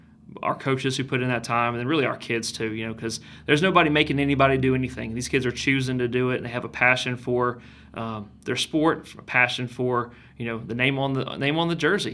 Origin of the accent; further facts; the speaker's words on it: Kennesaw, Georgia, United States; I grew up in Kennesaw.